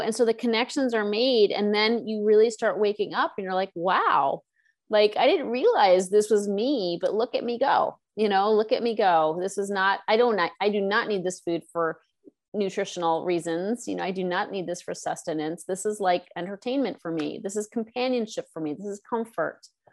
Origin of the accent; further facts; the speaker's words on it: East Coast, United States; now in Los Angeles, United States; I'm from the East Coast